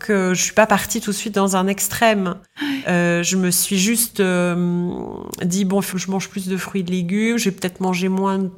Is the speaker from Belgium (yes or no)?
yes; Belgium; moved away as an adult; now in London, United Kingdom; moi j'ai grandi en Belgique jusqu'à 25 ans. Et à 25 ans, euh, je quitte la Belgique pour aller vivre dans un autre pays.